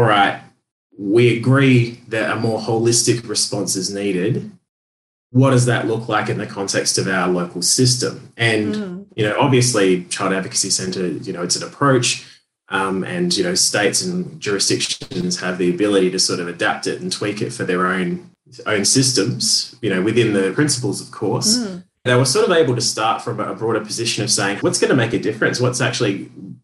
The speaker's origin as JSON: {"language": "English", "town": "Perth", "region": "Western Australia", "country": "Australia", "tie": "born or raised there", "also_born_or_lived": "Sydney", "said": "Perth, Western Australia, which is my hometown"}